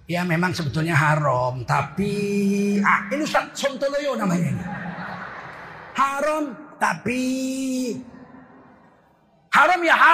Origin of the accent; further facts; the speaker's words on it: Medan, North Sumatra, Indonesia; Kita ini orang Medan, datang nampak hidung. Pulang nampak punggung. Assalamualaikum, balik kanan terus. Kita bukan orang Jawa.